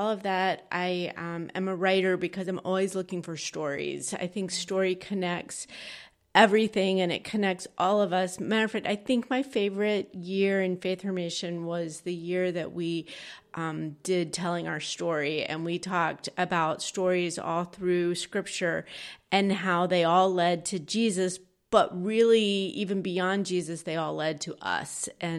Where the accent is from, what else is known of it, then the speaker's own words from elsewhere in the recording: Georgia, United States; We're actually both from Georgia, but we've lived sort of all over the place.